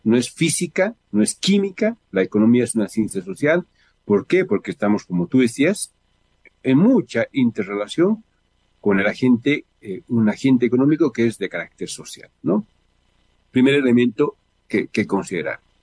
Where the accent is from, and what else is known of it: Bolivia